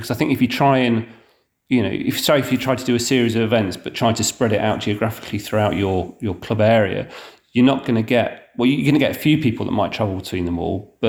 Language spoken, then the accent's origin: English; Nottingham, East Midlands, United Kingdom; now in South Yorkshire, United Kingdom; I grew up in Nottingham